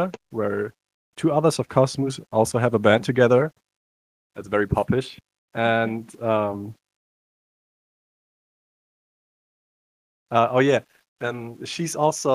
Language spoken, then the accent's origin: English; Cologne, North Rhine-Westphalia, Germany; I come from Germany, Cologne.